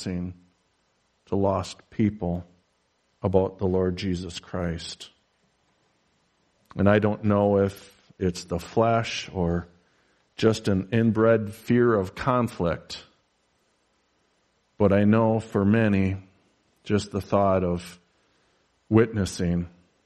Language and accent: English; United States; I am an American pastor who lives a reasonably comfortable life in a sleepy little podunk town.